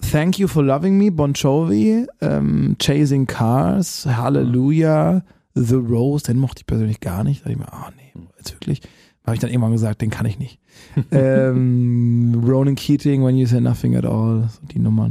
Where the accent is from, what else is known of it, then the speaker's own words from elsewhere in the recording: Baden-Württemberg, Germany; ich komme ja aus dem Badenerländle